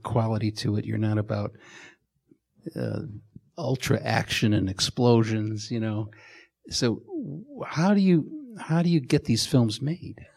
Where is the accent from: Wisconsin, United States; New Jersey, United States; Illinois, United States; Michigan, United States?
Illinois, United States; Chicago; my growing up in Chicago